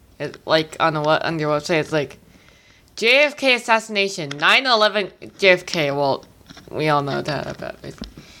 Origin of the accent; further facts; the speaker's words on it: Canada; as a Canadian